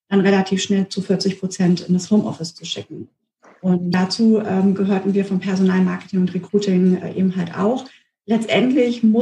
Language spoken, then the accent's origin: German; Frankfurt, Hesse, Germany; moved away as an adult; now in Bielefeld, Germany; ich komme ja nicht hier aus der Region und bin vor 13 Jahren hierher gezogen, der Liebe wegen und ja, für mich war das tatsächlich so, dass ich Bielefeld auf den zweiten Blick habe erst kennenlernen können oder auch schätzen gelernt. Ähm, ich kam aus Frankfurt, ähm, aus einer Großstadt